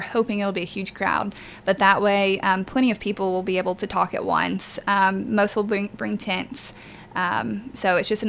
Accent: Manchester, Tennessee, United States; I'm from Manchester and I came to the city for employment

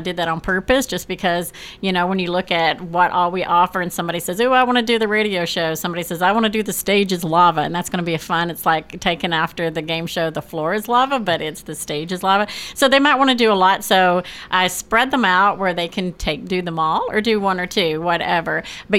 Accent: California, United States; now in Murfreesboro, United States; I came from California, and I was part of a pretty big theater group there.

